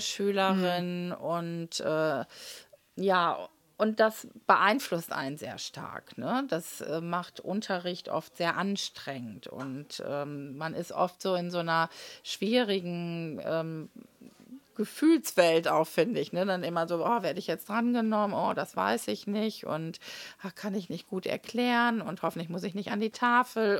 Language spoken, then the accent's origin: German; Münster, North Rhine-Westphalia, Germany; Ich bin ja hier in Münster geboren und war auf der Paul-Gerd-Realschule